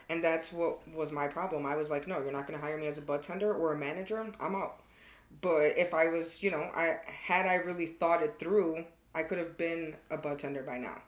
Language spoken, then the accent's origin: English; Chicago, Illinois, United States; moved away as an adult; I'm from Chicago